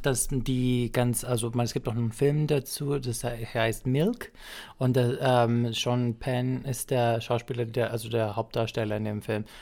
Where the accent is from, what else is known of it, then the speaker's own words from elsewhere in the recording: Greece; moved away; mit dem Sohn bin ich auch aufgewachsen in Griechenland